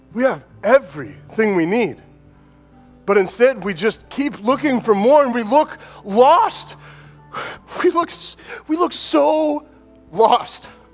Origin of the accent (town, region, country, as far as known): United States; born or raised there